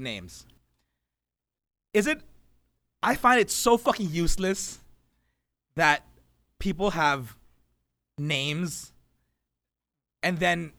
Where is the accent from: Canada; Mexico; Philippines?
Philippines; Me, being a Filipino kid, my first time in the U.S.